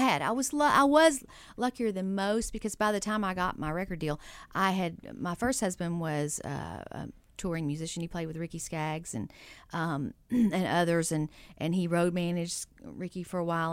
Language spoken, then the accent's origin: English; East Texas, United States; moved away; I grew up in East Texas